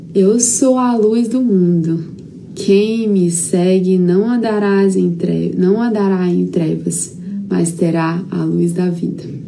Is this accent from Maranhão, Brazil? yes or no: yes; São Raimundo das Mangabeiras, Maranhão, Brazil; moved away; a minha estrutura lá no meu interiorzinho, São Raimundo das Mangabeiras, é lá de onde eu vim